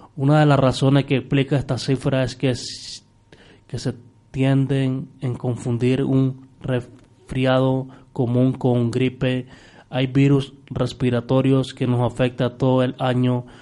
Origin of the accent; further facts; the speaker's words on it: Nicaragua; now in Spain; nosotros allá en, Nicaragua